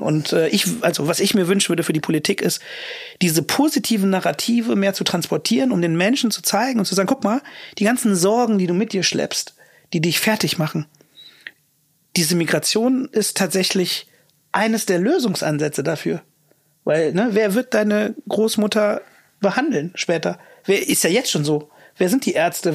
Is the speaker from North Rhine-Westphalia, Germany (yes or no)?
yes; Königswinter or Cologne, North Rhine-Westphalia, Germany; moved away as an adult; also born or lived in London; dann sagst du halt Königswinter oder Köln